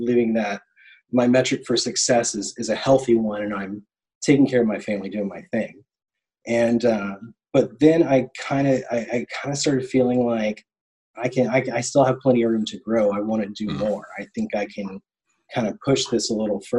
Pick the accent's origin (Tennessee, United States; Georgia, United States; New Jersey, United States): Tennessee, United States; moved away; also born or lived in Orlando; I'm from Tennessee